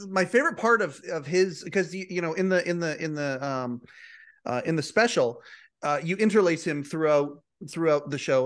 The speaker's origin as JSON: {"language": "English", "country": "Canada", "tie": "born or raised there", "said": "I'm a Canadian"}